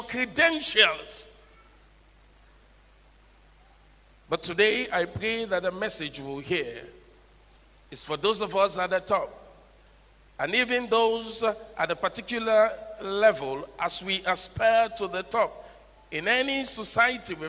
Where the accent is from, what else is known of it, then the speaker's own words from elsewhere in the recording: Sierra Leone; now in Ghana; possibly because of my tonation, you know I'm from Sierra Leone